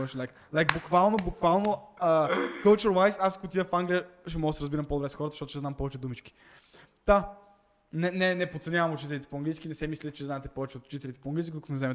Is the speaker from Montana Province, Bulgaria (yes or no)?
yes; Montana, Montana Province, Bulgaria; Аз съм от Монтана